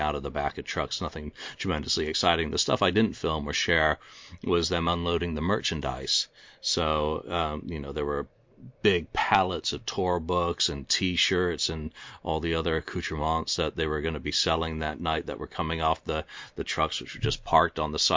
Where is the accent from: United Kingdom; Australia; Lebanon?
United Kingdom; England; I'm English